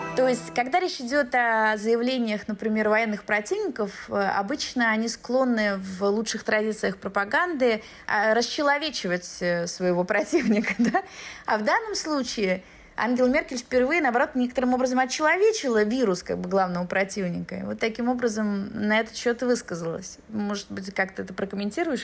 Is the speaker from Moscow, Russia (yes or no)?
yes; Moscow, Russia; moved away as an adult; now in Berlin, Germany; Москва, мой родной город